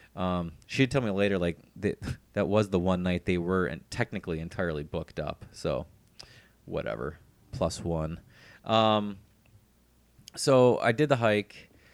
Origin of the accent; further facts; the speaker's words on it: Cleveland, Ohio, United States; moved away; my hometown, from Cleveland